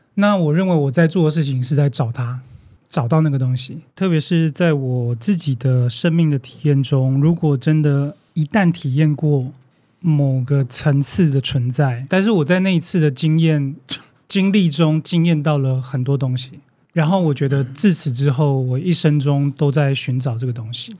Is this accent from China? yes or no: no; Taiwan; 但是我们在现在台湾看到的最大的问题是什么？